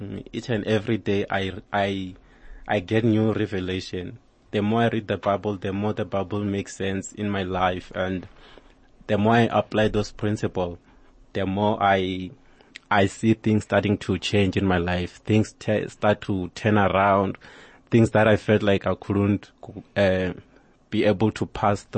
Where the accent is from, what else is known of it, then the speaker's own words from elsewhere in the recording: Limpopo, South Africa; actually I'm Venda, I'm from Limpopo